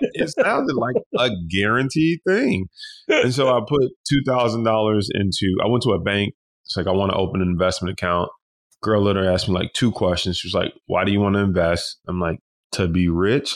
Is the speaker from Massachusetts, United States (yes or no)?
no; Detroit, Michigan, United States; we grew up in Detroit, you know, we was sleeping in sleeping bags